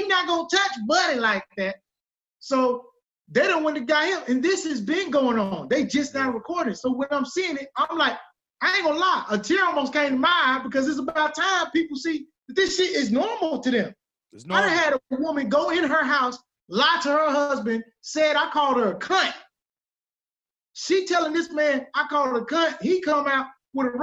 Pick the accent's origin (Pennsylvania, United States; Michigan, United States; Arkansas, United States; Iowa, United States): Arkansas, United States; I'm from Arkansas.